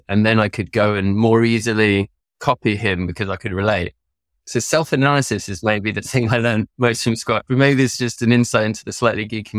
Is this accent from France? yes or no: yes; France; On the side, I grew up in France. My parents bought a derelict barn that they turned into a holiday center.